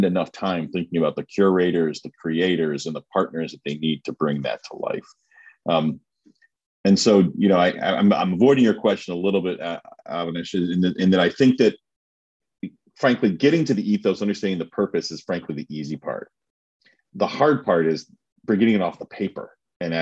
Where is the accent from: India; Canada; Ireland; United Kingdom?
Canada; as a Canadian